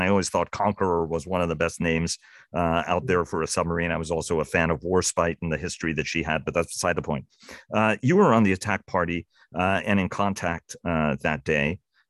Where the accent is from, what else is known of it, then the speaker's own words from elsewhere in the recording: New York City, New York, United States; I grew up in New York City. My mother was a very proud colonial from the island of Cyprus, and she was equally proud of her American heritage.